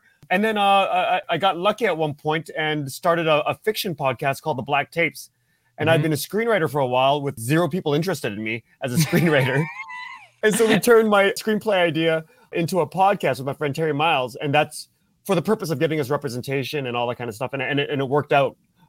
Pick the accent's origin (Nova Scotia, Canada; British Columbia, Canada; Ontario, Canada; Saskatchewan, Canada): Ontario, Canada; Mississauga; also born or lived in Korea; But I was born in Korea and then moved to Canada, just outside Toronto, in a small town called, small town at the time, named Mississauga, when I was 2 years old.